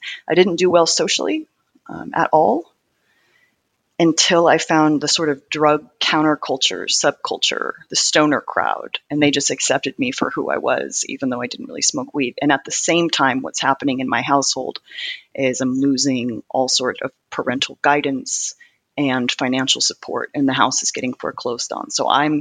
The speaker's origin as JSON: {"language": "English", "town": "Gresham", "region": "Oregon", "country": "United States", "tie": "born or raised there", "said": "I grew up in Portland, Oregon, poorer suburb called Gresham."}